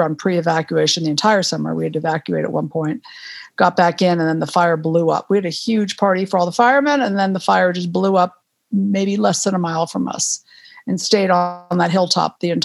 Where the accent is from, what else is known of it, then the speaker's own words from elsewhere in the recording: Western Massachusetts, United States; moved away as an adult; also born or lived in Miami / Concord, Massachusetts; now in Aspen, United States; I grew up in Western Massachusetts playing in the woods a lot